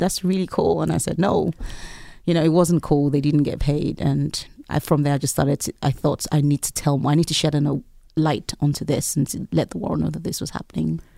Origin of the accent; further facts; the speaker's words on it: Lagos, Nigeria; moved away as an adult; I lived in Lagos. I was born in Lagos in Nigeria, and I lived there for close to 20 years. And growing up, I lived in a neighborhood